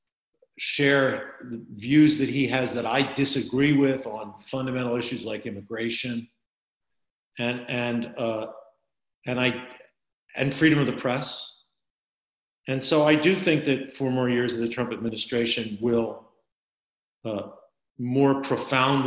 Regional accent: Wilmington, Delaware, United States; I was born and raised in Wilmington, Delaware

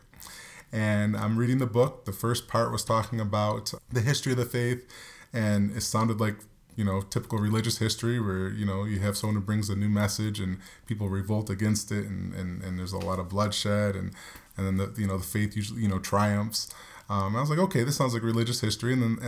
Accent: New York, United States; we grew up in New York

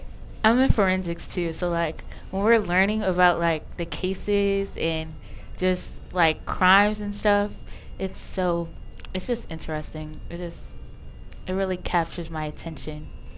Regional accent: Baltimore, Maryland, United States; I'm from Baltimore.

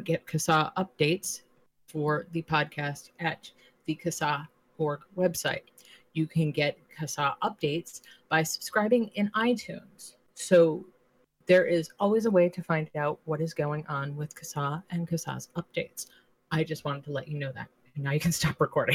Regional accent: Rhode Island, United States; I grew up in Rhode Island

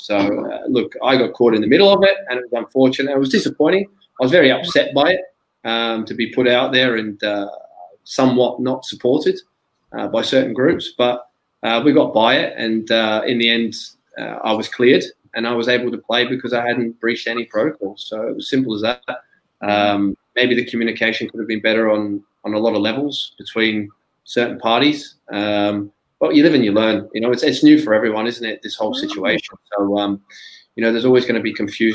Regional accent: Melbourne, Victoria, Australia; moved away as an adult; my hometown back at Melbourne.

